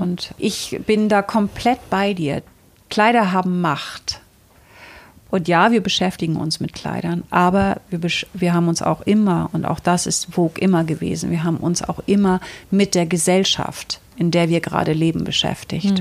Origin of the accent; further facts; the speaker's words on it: Northern Germany, Germany; Ich bin auf einem Bauernhof in Norddeutschland groß geworden